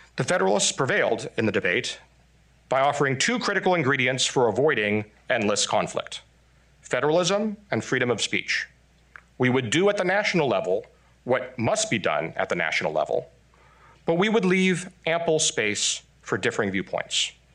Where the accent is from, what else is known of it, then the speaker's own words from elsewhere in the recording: Taiwan; also born or lived in Texas, United States; now in United States; I'm Taiwanese by birth, Texan by marriage, but most importantly, I'm American by choice.